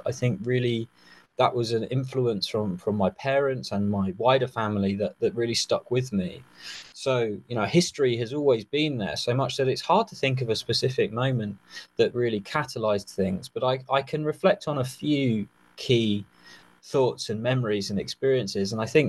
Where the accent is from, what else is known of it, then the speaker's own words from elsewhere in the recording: just south of London, South East England, United Kingdom; I grew up in the southeast of the United Kingdom, just south of London, in the early 90s.